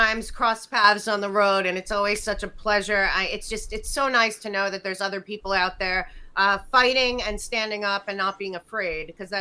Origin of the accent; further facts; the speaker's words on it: outside of Philadelphia, Pennsylvania, United States; I grew up outside of Philadelphia